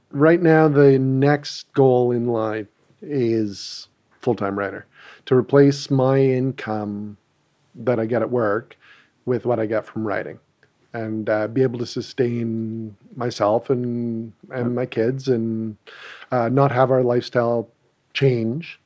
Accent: Ottawa, Ontario, Canada; we're both from Ottawa

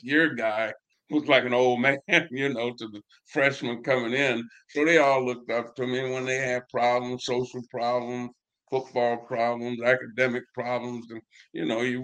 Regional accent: Florida, United States; moved away as an adult; my high school in Florida, we were really prominent in Florida football

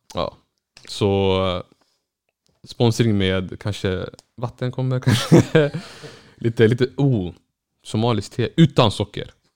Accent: Norrland, Sweden; jag är norrländsk somalier

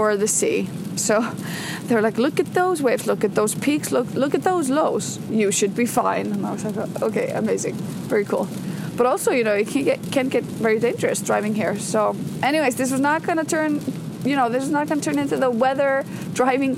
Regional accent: Iceland; As I drive into Reykjavik from my hometown on a very, very rainy morning. It is pouring buckets down here in Iceland.

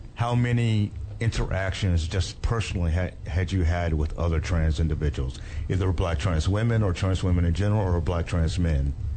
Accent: Dallas, Texas, United States; I grew up in Dallas Fort Worth

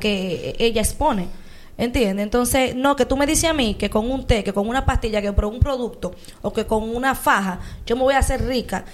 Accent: Dominican Republic; nosotros como dominicanos

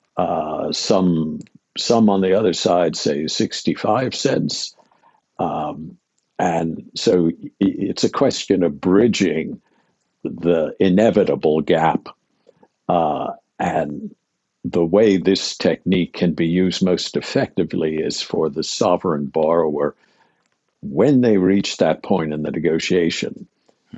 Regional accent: Pittsburgh, Pennsylvania, United States; I grew up in Pittsburgh, Pennsylvania, a very long time ago

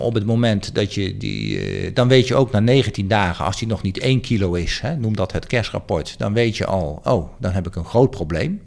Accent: Arnhem, Gelderland, Netherlands; ik ben zelf Arnhemmer

